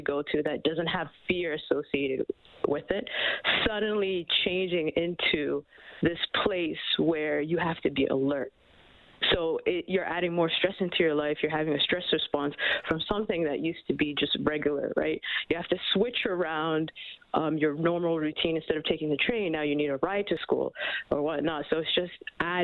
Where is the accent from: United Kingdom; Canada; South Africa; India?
Canada; we're all Canadian